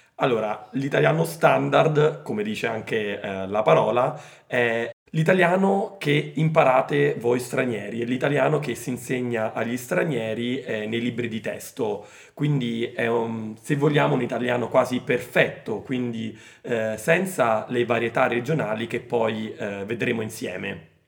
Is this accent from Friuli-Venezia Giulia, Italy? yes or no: no; Rome, Lazio, Italy; accent: Roman regional Italian; io sono di Roma, sono nato a Roma come eh, Lucrezia e quindi i miei genitori pure sono nati a Roma e quindi il mio italiano è influenzato dal modo di parlare di Roma